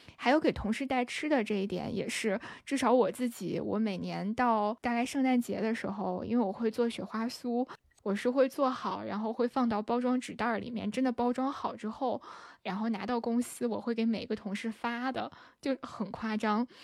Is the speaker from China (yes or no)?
yes; northern China, China; 我是北方人